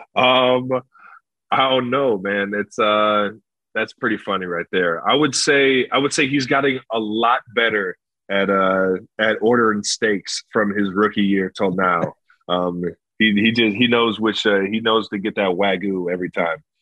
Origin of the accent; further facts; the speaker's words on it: Cleveland, Ohio, United States; I grew up in Cleveland, Ohio